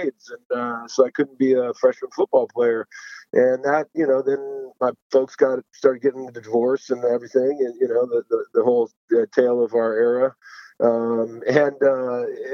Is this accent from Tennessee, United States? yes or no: no; Moreno Valley, California, United States; also born or lived in Utah / Washington State; I grew up in a little town called Moreno Valley, outside Los Angeles